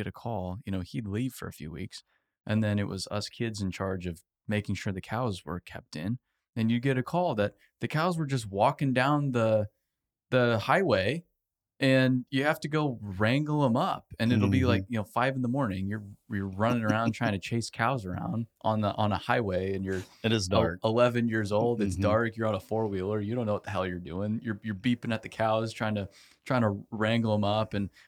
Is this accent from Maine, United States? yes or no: no; Arizona, United States; I'm from Arizona